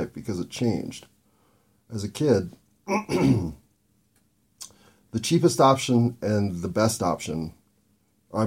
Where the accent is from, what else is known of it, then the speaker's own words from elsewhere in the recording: United States; as an American